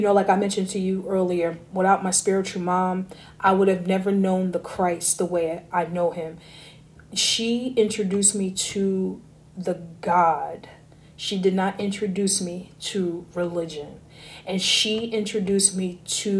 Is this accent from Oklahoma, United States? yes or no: no; Newark, New Jersey, United States; moved away; also born or lived in Vermont; I was born in Newark, raised in Jersey, half my childhood